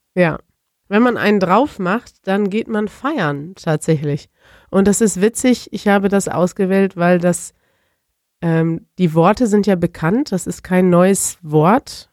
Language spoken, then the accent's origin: German; Germany; als Deutscher